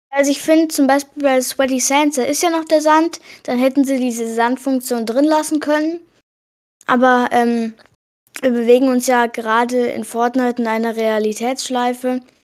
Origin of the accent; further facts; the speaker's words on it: Hesse, Germany; ich komme aus Hessen